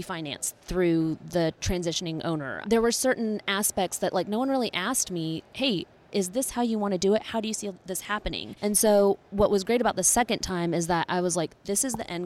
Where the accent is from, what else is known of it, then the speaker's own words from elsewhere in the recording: Conyers, Georgia, United States; I was from Conyers